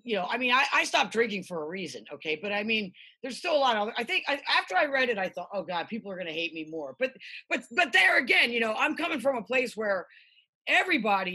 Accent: Philadelphia, Pennsylvania, United States; now in Los Angeles, United States; I grew up in Philly

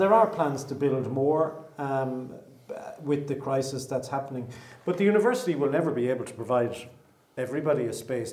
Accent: Ireland; as Irish people

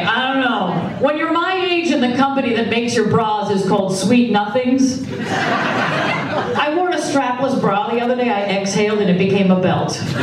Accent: Massachusetts, United States; my home state of Massachusetts

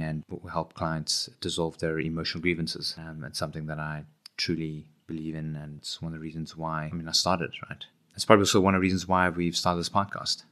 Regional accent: Johannesburg, Gauteng, South Africa; moved away as an adult; now in Cape Town, South Africa; I grew up in Johannesburg from the East Rand

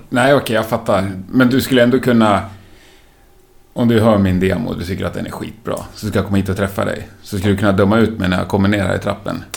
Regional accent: Gävle, Gävleborg County, Sweden; Jag kommer från Gävle

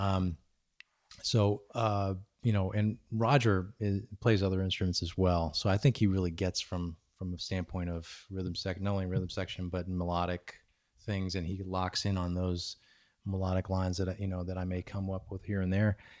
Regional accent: New York, United States; moved away; I'm originally from New York

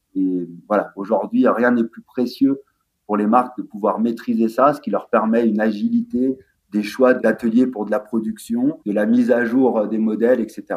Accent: La Clusaz, Auvergne-Rhône-Alpes, France; on vient de la Clusa, euh, station de ski

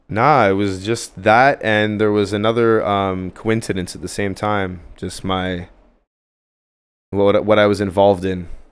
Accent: Ottawa, Ontario, Canada; moved away as an adult; now in Montreal, Canada; I, I grew up in Ottawa, downtown Ottawa. I moved here when I was, like, twenty-one

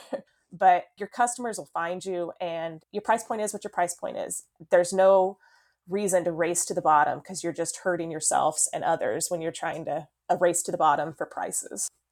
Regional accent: Eureka, Kansas, United States; We did open up a brick and mortar store this fall in Eureka, Kansas, which is my hometown

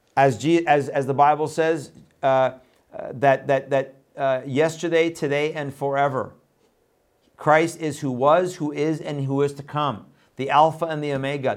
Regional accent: Iran; moved away; I was born in Iran, left there in nineteen seventy-eight

